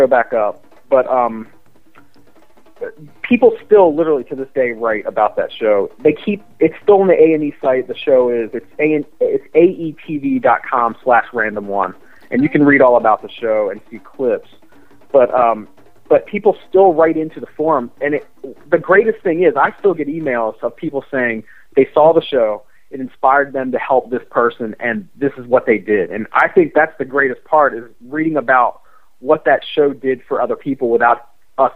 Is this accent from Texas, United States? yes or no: no; Baltimore, Maryland, United States; my hometown of Baltimore, Maryland